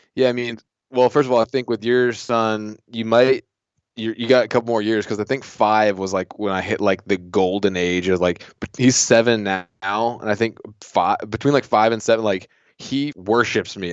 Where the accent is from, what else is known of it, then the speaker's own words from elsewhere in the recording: Southeast Virginia, United States; I grew up in Southeast Virginia on, like, in, like, salt marshes.